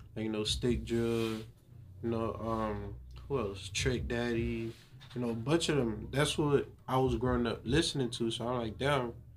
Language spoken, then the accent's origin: English; Haiti; also born or lived in Little Haiti, Miami; now in North Miami, United States; I was born in Haiti. I came here in 2007. Mm-hmm. Ever since I came here, I stayed in Little Haiti for like five years before I moved to North Miami